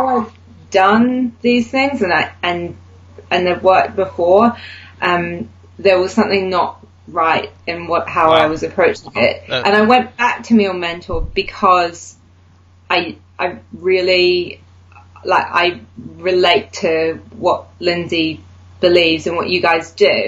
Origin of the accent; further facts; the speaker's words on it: New Zealand; moved away as an adult; now in United Kingdom; I'm originally from New Zealand, but I've lived in the UK for the last nearly 11 years.